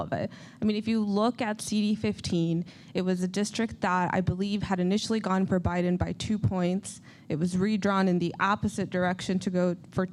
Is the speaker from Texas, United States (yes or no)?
yes; Laredo, Texas, United States; I'm from Laredo